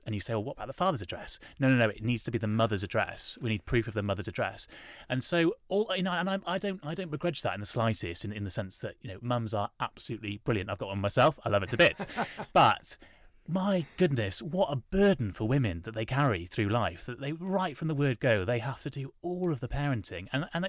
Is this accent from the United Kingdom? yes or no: yes; Wales, United Kingdom; Yeah, yeah, because I'm from Wales and we really wanted him to have a Welsh name.